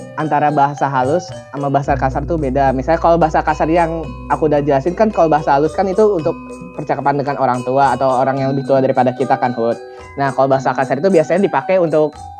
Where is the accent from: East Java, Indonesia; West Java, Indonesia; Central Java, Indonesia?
West Java, Indonesia; aku dari Jawa Barat